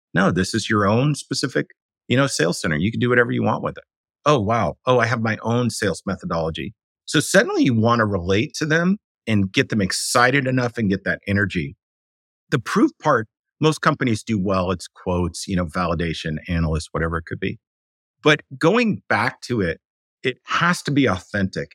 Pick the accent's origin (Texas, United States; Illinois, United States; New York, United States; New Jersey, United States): New York, United States; New York City; moved away as an adult; now in San Francisco Bay Area, United States; I was raised by artists in New York City.